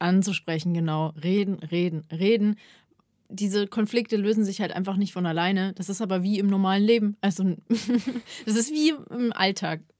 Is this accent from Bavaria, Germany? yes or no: yes; Ingolstadt, Bavaria, Germany; moved away; ich bin in meine Heimatstadt gegangen, in den Jodel. Äh, und zwar nach Ingolstadt